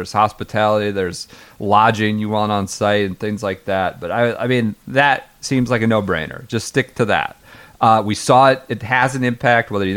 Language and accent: English; Midwest, United States; I'm a Midwesterner